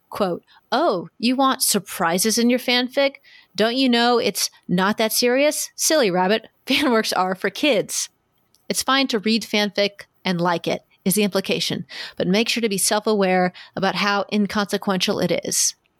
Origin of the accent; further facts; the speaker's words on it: Kansas City, United States; this is my hometown, kind of my hometown con.